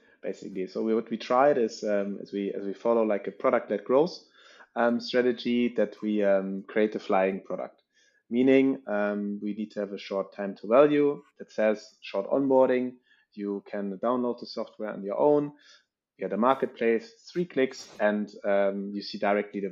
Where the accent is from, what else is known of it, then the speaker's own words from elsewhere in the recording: Northern Germany, Germany; moved away as an adult; now in Paris, France; I'm actually coming from Northern Germany